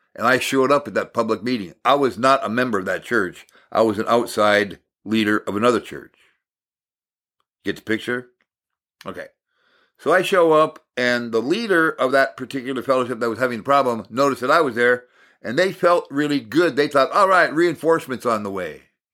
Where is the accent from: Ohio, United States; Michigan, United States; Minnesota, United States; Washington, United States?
Minnesota, United States; Hibbing; I was raised in Maple Hill, just outside of Hibbing, Minnesota, and we had a forty-acre farm